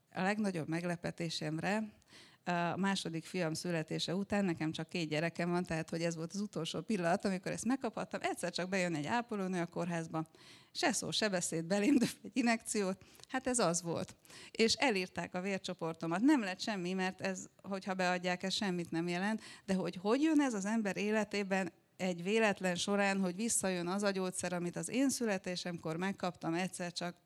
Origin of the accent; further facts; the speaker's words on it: Cluj-Napoca, Cluj County, Romania; now in Berlin, Germany; egy olyan többnyelvű környezetben nőttem fel, ahol az utcán ugye főleg románul beszéltek, Kolozsváron